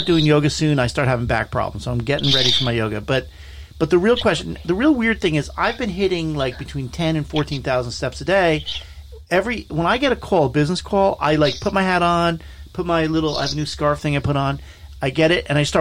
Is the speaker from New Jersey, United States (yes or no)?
yes; New Jersey, United States; I'm from New Jersey